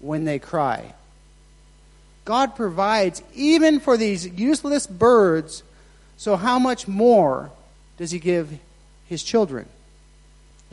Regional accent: Nevada, United States; moved away; I was raised in Nevada.

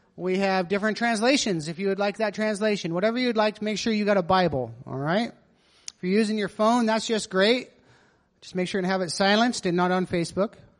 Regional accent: Nevada, United States; growing up in Nevada

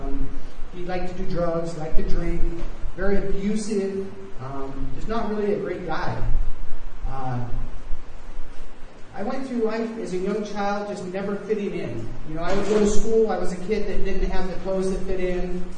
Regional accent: United States; moved away; I am from the States

